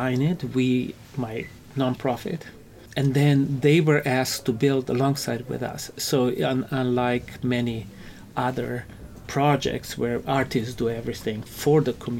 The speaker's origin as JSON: {"language": "English", "town": "Ljubljana", "country": "Slovenia", "tie": "born or raised there", "also_born_or_lived": "New York", "moved": "as an adult", "lives_now": "United States", "said": "Growing up in Europe, in the city where I grew up, it's a fantastic architectural gem. Which city? It's called Ljubljana. It's the capital of Slovenia."}